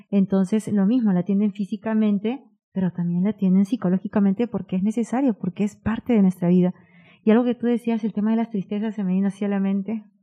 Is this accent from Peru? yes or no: yes; Peru; moved away; soy peruana